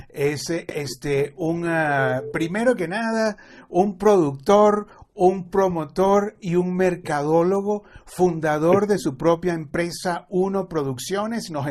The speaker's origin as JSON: {"language": "Spanish", "country": "Venezuela", "moved": "yes", "lives_now": "Miami, United States", "said": "Ambos venimos de Venezuela, ambos nos, instalamos en Estados Unidos para desarrollar una empresa."}